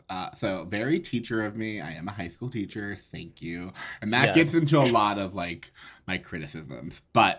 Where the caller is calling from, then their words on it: Oakland, California, United States; I'm zooming in from Oakland, California.